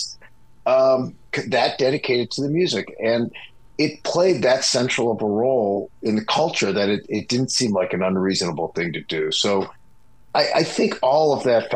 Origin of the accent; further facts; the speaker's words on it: Pittsburgh, Pennsylvania, United States; I grew up in Pittsburgh